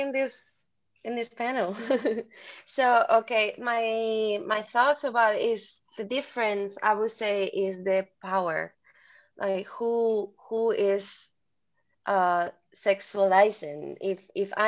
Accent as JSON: {"language": "English", "country": "Spain", "tie": "born or raised there", "also_born_or_lived": "China", "moved": "as an adult", "said": "I just got back to Spain, and I'm also working already, teaching and dancing a lot"}